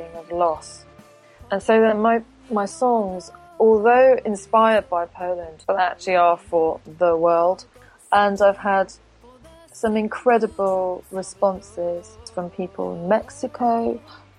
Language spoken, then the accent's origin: English; United Kingdom; Being a British person and being born in Great Britain